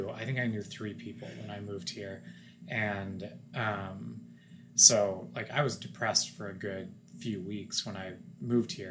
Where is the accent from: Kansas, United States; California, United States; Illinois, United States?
Kansas, United States; Wichita; my fiance is from fort worth and I'm from Wichita, it's great because we're from similar parts of the country